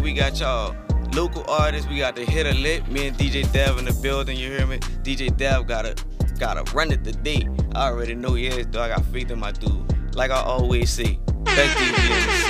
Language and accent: English; the West Bank, Louisiana, United States; Now, you know I'm from the West Bank, you hear me, I stay on the West Bank.